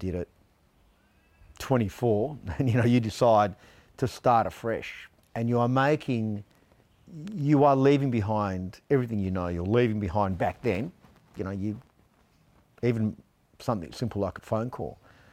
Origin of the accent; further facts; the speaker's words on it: Australia; I am first generation Italian. I was born here. I regard myself as Australian